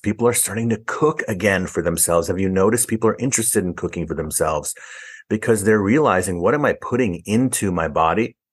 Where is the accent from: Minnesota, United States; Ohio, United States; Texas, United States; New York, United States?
New York, United States; New York City; also born or lived in Harlem, New York City; I was born in Harlem in New York City and raised in the Bronx in New York City.